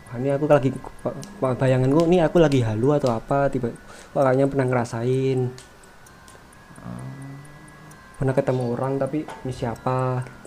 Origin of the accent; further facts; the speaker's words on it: Pemalang, Central Java, Indonesia; Pemalang, Jawa Tengah